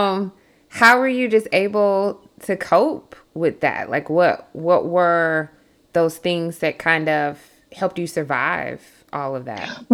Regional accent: South Georgia, United States; also born or lived in Atlanta; I grew up in South Georgia, and mm. um, very rural

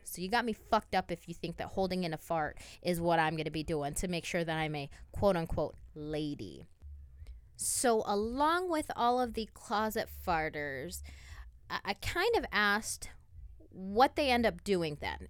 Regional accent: Toledo, Ohio, United States; we're both from Toledo, Ohio

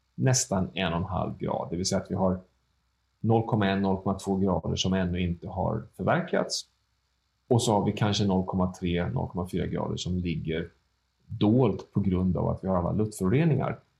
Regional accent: Sweden; som svensk medborgare

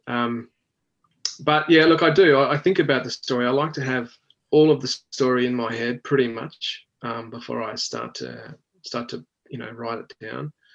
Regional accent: Australia

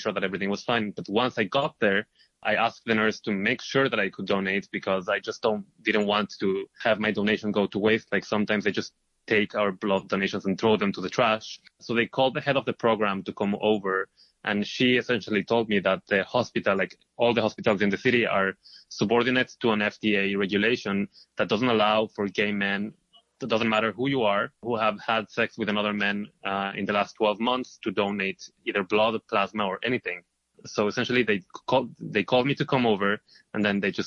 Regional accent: Israel; moved away as an adult; now in New York, United States

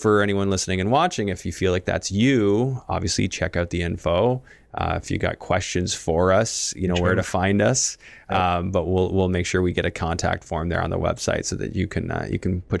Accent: Canada; Like, no, as a Canadian, you don't want to.

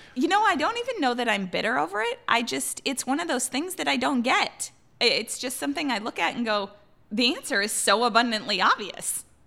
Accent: Iowa, United States; moved away as an adult; also born or lived in Missouri / Minneapolis; now in Seattle, United States; I grew up in Iowa.

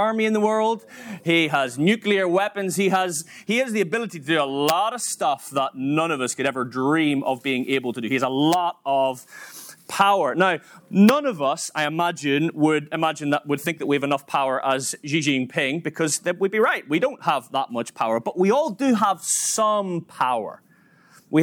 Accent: Northern Ireland, United Kingdom; moved away as an adult; now in Manchester, United Kingdom; I'm from Northern Ireland, you may have worked it out from my accent, moved across to England 15 years ago, 2008

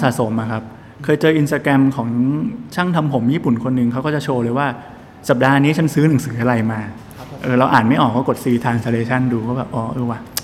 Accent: Bangkok, Thailand; เราเป็นคนกรุงเทพด้วย

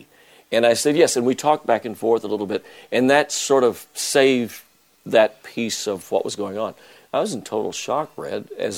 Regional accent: San Angelo, Texas, United States; 140 miles from my hometown in San Angelo

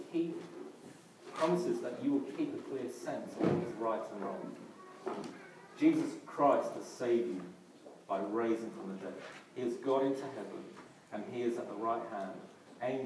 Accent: London, United Kingdom; accent: Cockney; a South Londoner

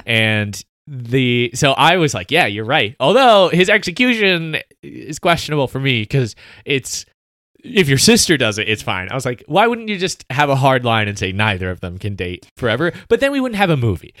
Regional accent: South Carolina, United States; I was raised in South Carolina

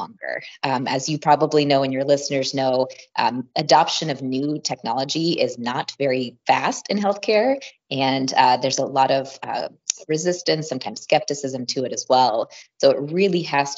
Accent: Midwest, United States; I'm from the Midwest myself, but kind of did my training all over.

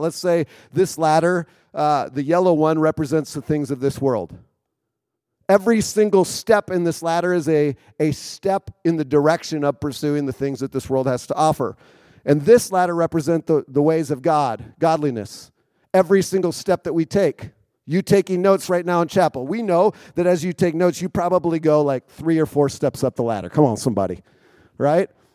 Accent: Minnesota, United States; also born or lived in Wisconsin; now in Chicago area, United States; I grew up in Minnesota, so I'm a Minnesota boy

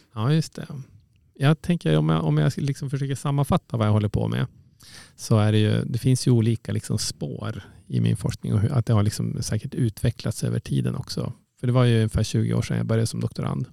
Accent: Umeå, Västerbotten County, Sweden; also born or lived in Uppsala; Jag är född och uppvuxen i, i Umeå

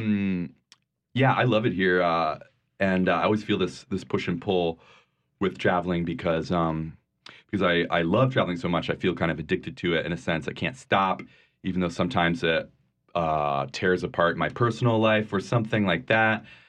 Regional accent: Vermont, United States; moved away; also born or lived in New Orleans; I grew up in, uh, a tiny town in Vermont

